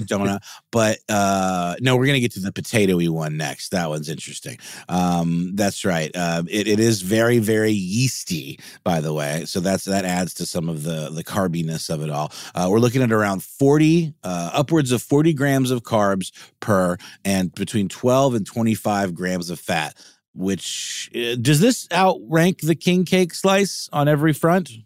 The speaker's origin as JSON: {"language": "English", "town": "Augusta", "region": "Georgia", "country": "United States", "tie": "born or raised there", "moved": "yes", "said": "there used to be one in Augusta, where, my hometown"}